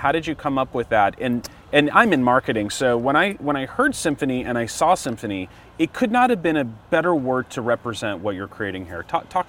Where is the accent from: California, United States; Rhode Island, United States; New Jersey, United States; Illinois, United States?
California, United States; Orange County; I was born and raised in Orange County.